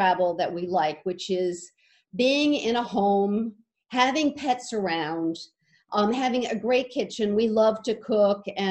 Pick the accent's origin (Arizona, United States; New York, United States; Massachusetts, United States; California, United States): Arizona, United States; We come from Arizona, and we've got two daughters and five grandchildren